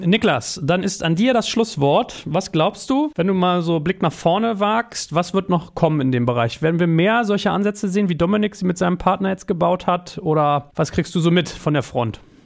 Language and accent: German; Germany; als Deutsche